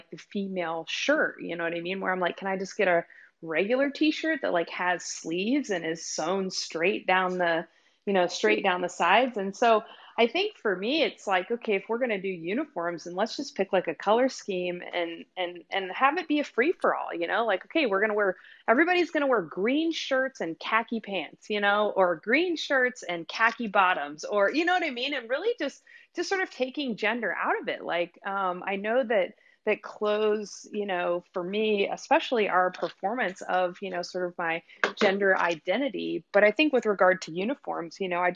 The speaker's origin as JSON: {"language": "English", "region": "South Louisiana", "country": "United States", "tie": "born or raised there", "said": "I grew up in South Louisiana"}